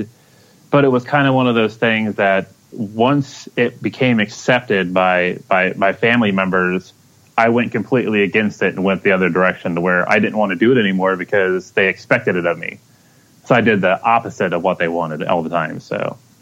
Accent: Kansas City, Kansas, United States; I was born and raised in Kansas City. I lived in the Kansas City, Kansas, Wyandotte County area

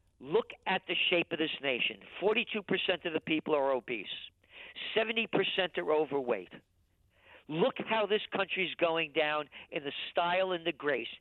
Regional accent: United States; I'm an American

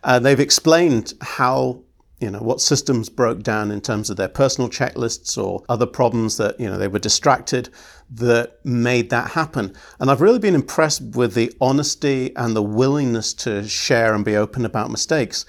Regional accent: United Kingdom; I'm British

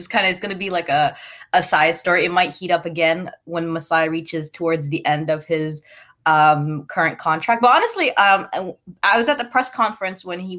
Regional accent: Toronto, Ontario, Canada; as someone who was born and raised in Toronto

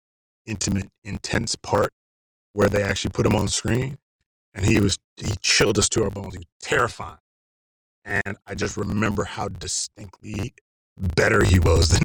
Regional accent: Virginia, United States; also born or lived in Germany; And I grew up in Virginia and all over, you know, Germany and Virginia.

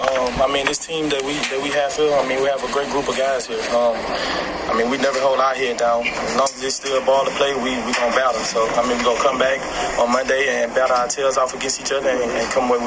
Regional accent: Louisiana, United States; moved away; I'm from Louisiana, so just being able to come back and just have my family be right here in the hometown

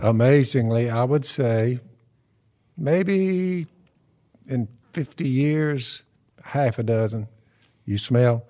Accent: the South, United States; We're from the South

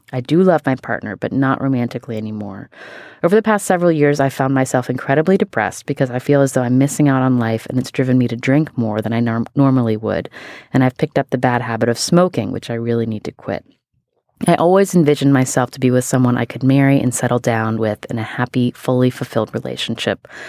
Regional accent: West Virginia, United States; I am from West Virginia

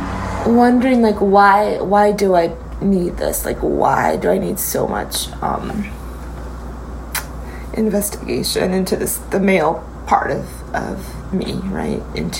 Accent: United States; born there; That because I'm American-born and I've had a very privileged life in comparison to my brothers and sisters

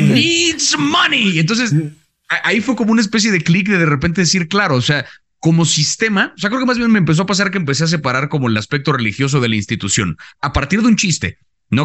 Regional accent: Mexico; creciendo en México

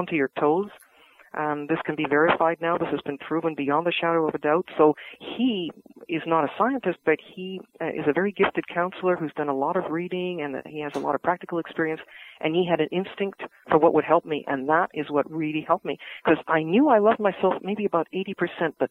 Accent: Vancouver, British Columbia, Canada; I grew up in Vancouver, close to the University of British Columbia

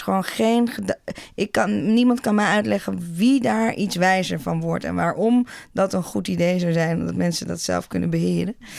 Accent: Netherlands

